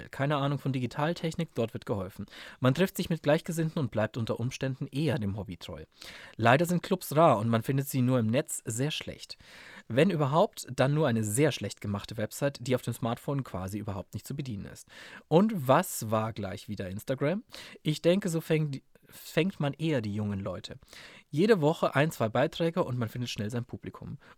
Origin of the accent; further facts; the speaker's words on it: Southern Germany, Germany; Süddeutschland, das gibt es bei uns nicht.